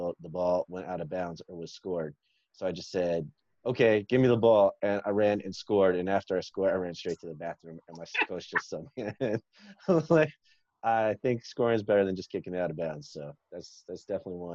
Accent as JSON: {"language": "English", "town": "Dallas", "region": "Texas", "country": "United States", "tie": "born or raised there", "said": "I grew up in Dallas, Texas"}